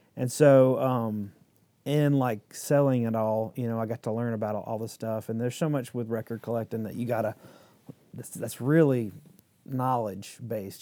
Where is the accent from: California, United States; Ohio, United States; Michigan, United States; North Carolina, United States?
North Carolina, United States; Midland; I grew up in Midland, like on a farm